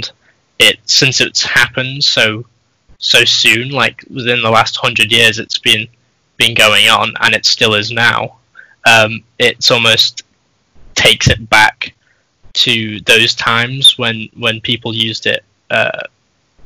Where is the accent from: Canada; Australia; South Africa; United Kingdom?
United Kingdom; I'm 18 and white British